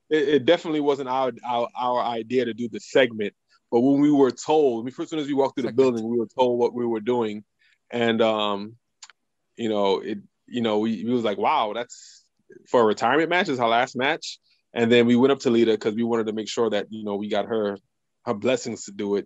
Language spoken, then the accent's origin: English; New York City, New York, United States; moved away; also born or lived in Louisville, Kentucky; we are both from Brooklyn and we grew up in the same neighborhood